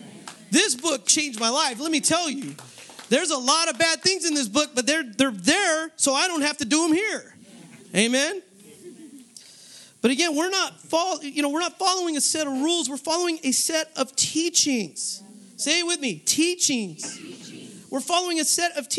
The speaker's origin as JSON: {"language": "English", "region": "Northern California", "country": "United States", "also_born_or_lived": "San Jose", "moved": "as an adult", "said": "I'm from Northern California. I came out here for school"}